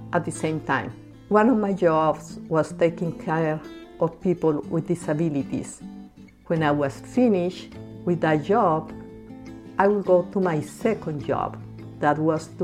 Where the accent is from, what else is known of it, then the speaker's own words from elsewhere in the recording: Bogota, Bogotá Capital District, Colombia; moved away as an adult; now in United States; I was born and raised in Bogota, Colombia.